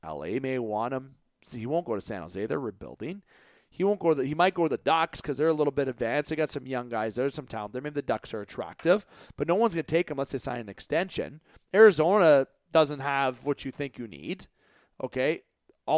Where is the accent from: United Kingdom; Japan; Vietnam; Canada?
Canada; I am from Canada